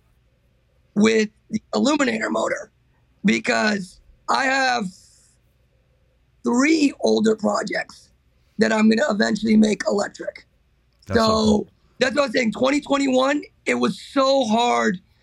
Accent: Miami, Florida, United States; We grew up in Miami

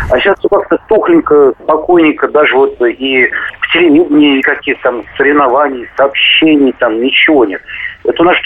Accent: Tula, Tula Oblast, Russia; Я сам туляк, э, вырос в Туле

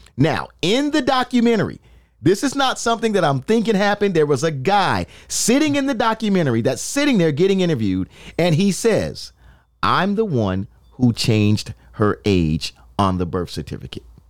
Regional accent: New York City, New York, United States; I'm from the Bronx

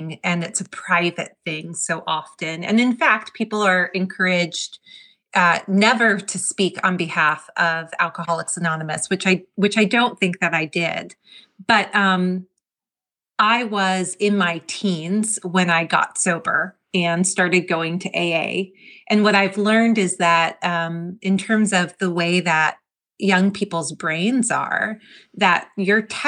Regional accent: New Jersey, United States; moved away as an adult; also born or lived in the South / the Southwest / the Midwest; growing up in New Jersey

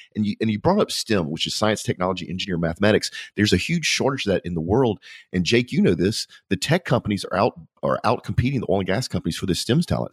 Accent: Louisiana, United States; I'm from Louisiana

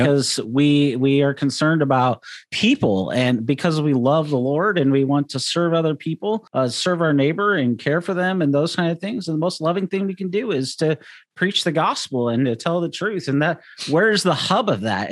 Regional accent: United States; as American Christians

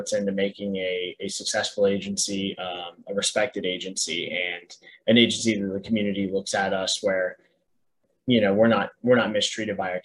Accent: Daytona Beach, Florida, United States; now in Brevard County, United States; Daytona, where I grew up over in Volusia County.

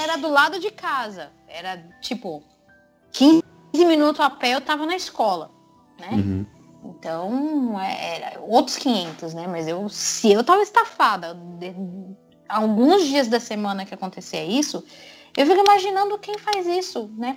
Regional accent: Brazil

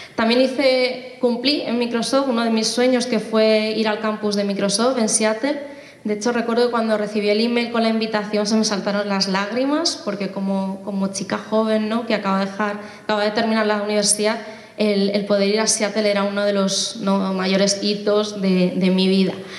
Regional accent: Móstoles, Community of Madrid, Spain; soy española, de Móstoles en concreto, eh, aunque mis padres son de origen asiático

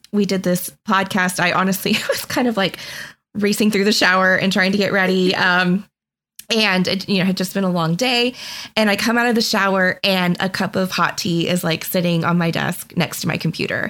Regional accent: Texas, United States; moved away as an adult; now in Boston, United States; Originally from Texas

